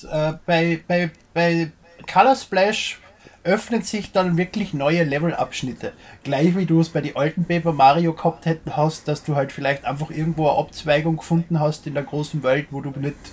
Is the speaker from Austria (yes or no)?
yes; Austria; Ich bin Österreicher, wir sind wohl nicht politisch korrekt.